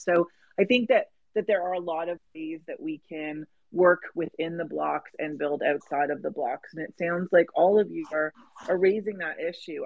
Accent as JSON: {"language": "English", "country": "Canada", "said": "I'm Canadian"}